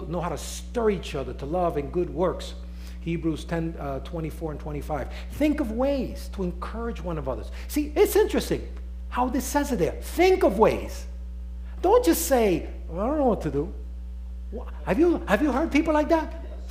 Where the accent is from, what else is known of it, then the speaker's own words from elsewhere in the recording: New York City, New York, United States; accent: Nuyorican; my accent is New Yorican